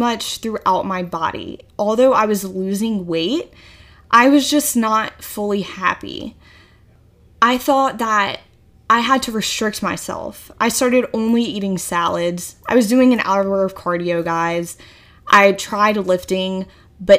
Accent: Virginia, United States; moved away as an adult; now in Charleston, United States; I'm originally from Virginia

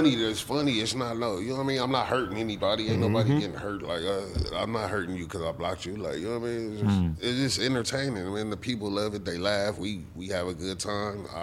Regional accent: Inglewood, California, United States; I'm from Inglewood

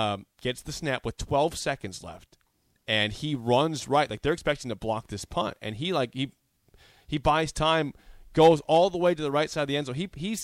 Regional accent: Beatrice, Nebraska, United States; I'm from Beatrice, Bill.

